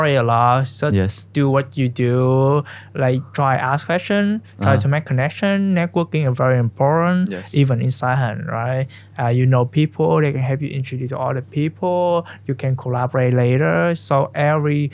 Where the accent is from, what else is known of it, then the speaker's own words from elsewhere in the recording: Central Vietnam, Vietnam; English is a second language; moved away as an adult; also born or lived in Ho Chi Minh City; now in United States; I was born in Central Vietnam, and I went to high school in Ho Chi Minh City